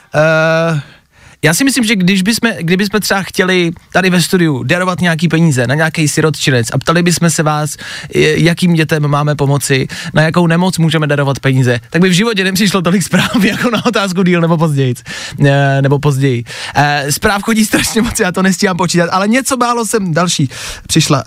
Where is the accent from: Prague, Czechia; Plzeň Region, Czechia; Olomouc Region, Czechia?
Plzeň Region, Czechia; Plzeň; Já jsem z Plzně